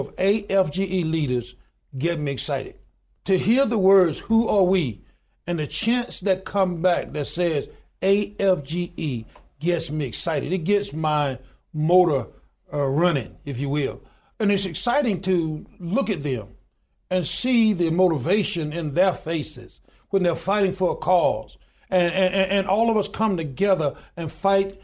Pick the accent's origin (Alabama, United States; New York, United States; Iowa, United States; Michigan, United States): Alabama, United States; Goodwater; born or raised there